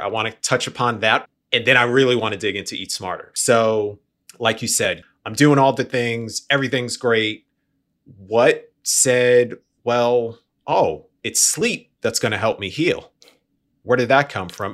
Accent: New York, United States; moved away; I'm from New York originally. I grew up, we had bodegas on the corner

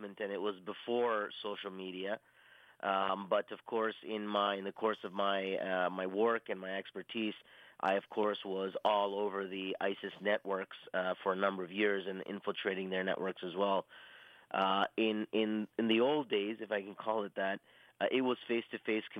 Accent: Toronto, Ontario, Canada; I'm born and raised in Toronto, Canada

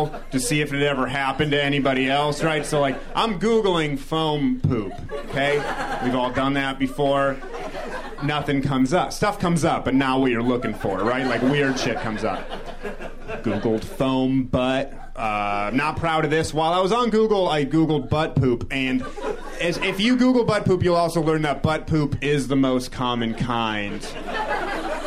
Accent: New Hampshire, United States; I grew up in New Hampshire, so we used to go to Fenway Park

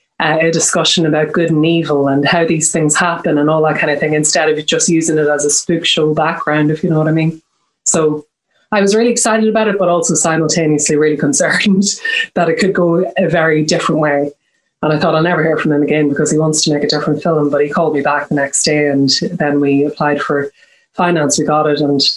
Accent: Ireland; Well, I mean, I am Irish and I'm Catholic, so I've kind of been consulting with Catholic priests my whole life.

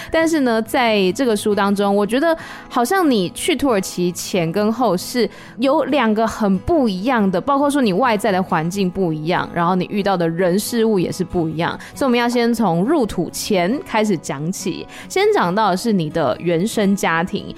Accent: Taiwan; 像我们台湾可能就说假爸爸

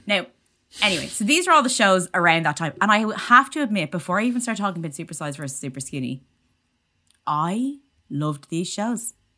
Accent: Ireland; as Irish people, we

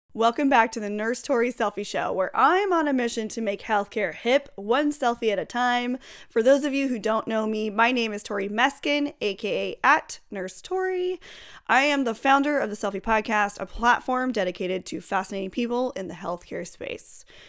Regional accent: Fresno, California, United States; born or raised there

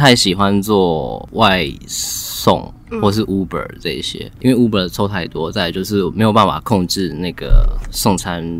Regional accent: Shanghai, China; also born or lived in Taichung, Taiwan; 其实我是在上海长大的，因为我那时候家人都在那边工作，然后很小就过去这样子，是因为当兵回台湾工作才认识他的。

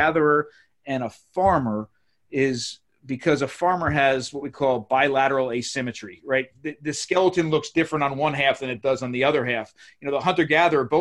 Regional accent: Maryland, United States; I come from Maryland

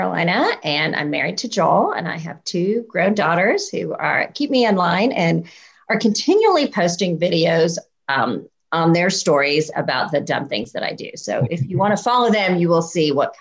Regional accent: India; I was born in India to Christian parents

